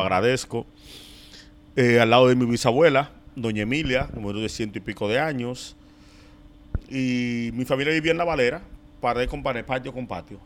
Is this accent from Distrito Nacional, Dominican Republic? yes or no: yes; Santo Domingo, Distrito Nacional, Dominican Republic; yo nací, me crié aquí. Yo me mudé de Villas Consuelo en el 2009